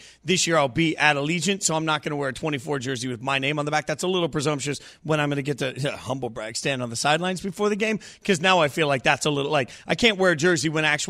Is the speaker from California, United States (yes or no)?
no; Las Vegas, Nevada, United States; Like, I grew up in Vegas as a little kid.